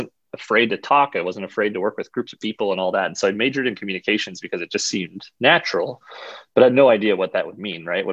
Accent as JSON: {"language": "English", "town": "Brookings", "region": "South Dakota", "country": "United States", "tie": "born or raised there", "also_born_or_lived": "Northeast Iowa / Sioux Falls, South Dakota", "said": "I grew up in Brookings, South Dakota, just about an hour north here of Sioux Falls."}